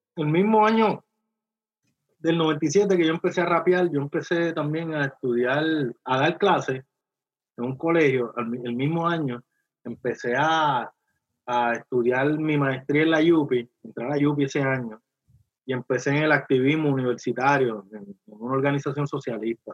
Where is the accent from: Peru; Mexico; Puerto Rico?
Puerto Rico; Carolina; yo me crié en Villa Carolina